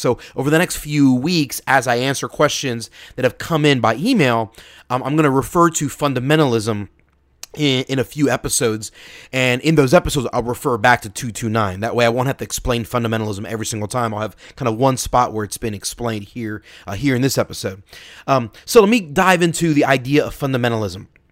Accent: Philadelphia, Pennsylvania, United States; my hometown, Philly

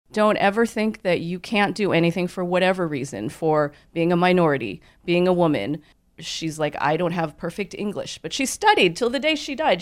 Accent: Southern California, United States; also born or lived in New York City; I was born in New York. But I don't remember it because we moved to California when I was a baby

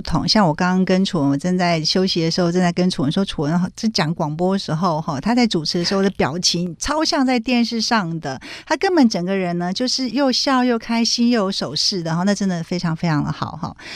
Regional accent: Kaohsiung, Taiwan; moved away as an adult; now in Taipei, Taiwan; 高雄人，土生土长高雄人。我是到大学的时候才北漂上来念书

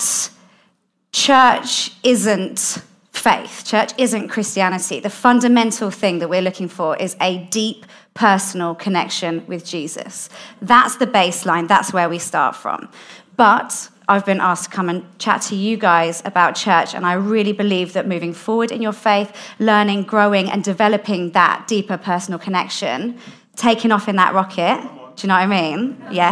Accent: London, United Kingdom; I grew up in South London

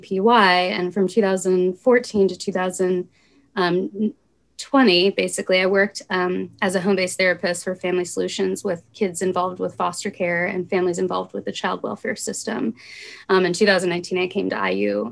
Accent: Bloomington, Indiana, United States; I'm a born and raised Bloomingtonian.

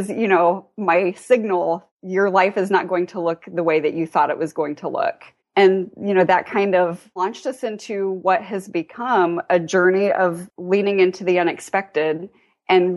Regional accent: near Dayton, Ohio, United States; also born or lived in northern Indiana; now in Indiana, United States; I grew up in actually near Dayton, Ohio. So still Midwestern girl

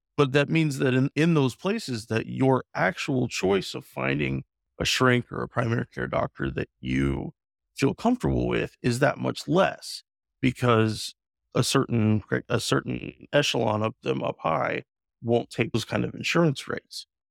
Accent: The Dalles, Oregon, United States; my hometown in the Dalles

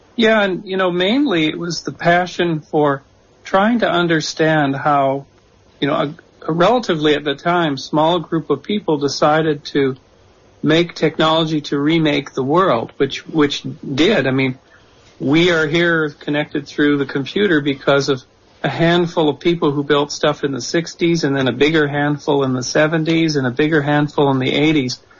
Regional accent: Canada; moved away as an adult; also born or lived in San Jose, United States; now in New Jersey, United States; I'm from Canada

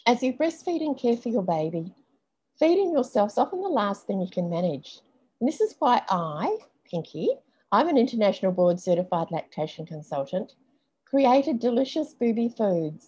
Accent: New Zealand; I grew up in New Zealand, and my dad was a truck driver

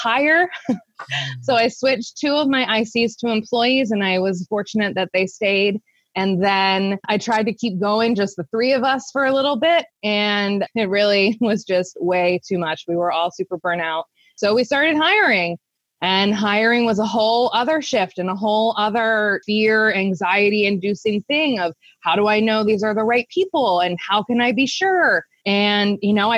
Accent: Central Pennsylvania, United States; I started my business, Preferred Pet Care Services, here in Central Pennsylvania. We're based around the Harrisburg area. I actually started my business in my hometown

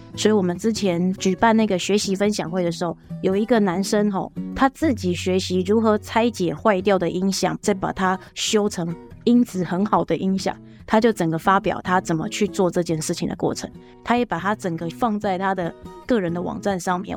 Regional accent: Pingtung County, Taiwan; 我刚一开始就提到我是屏东人，然后我也只有大学出去了四年，可是我就回来屏东

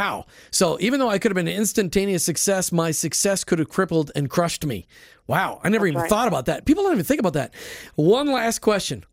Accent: Minnesota, United States; I'm from Minnesota

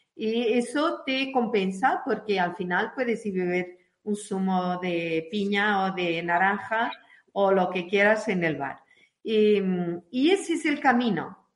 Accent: Portugal; now in Madrid, Spain; nuestro país

